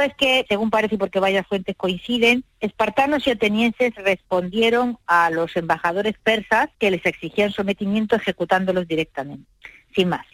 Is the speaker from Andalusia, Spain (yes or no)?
yes; El Borge, Andalusia, Spain; la gente de mi pueblo